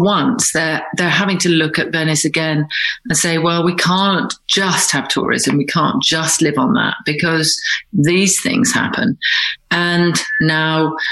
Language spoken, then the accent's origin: English; Scotland, United Kingdom; moved away; my childhood was largely spent in Scotland